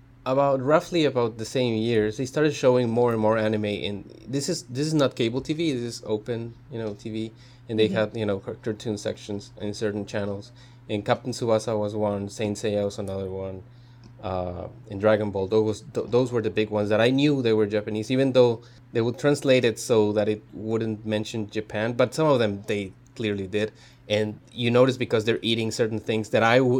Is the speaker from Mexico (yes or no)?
yes; Mexico; moved away; growing up in Mexico, you get exposed to a lot of cartoons from other countries